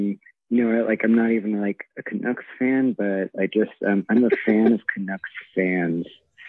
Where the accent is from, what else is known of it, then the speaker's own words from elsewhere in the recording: United States; I'm an American